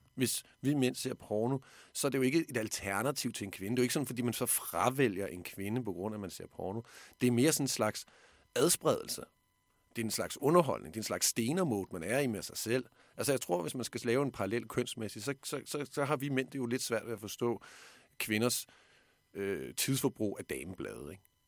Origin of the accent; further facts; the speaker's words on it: Denmark; her hjemme i Danmark